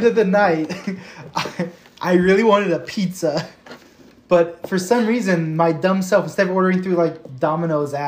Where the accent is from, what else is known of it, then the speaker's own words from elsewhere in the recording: the South, United States; moved away; I grew up in the South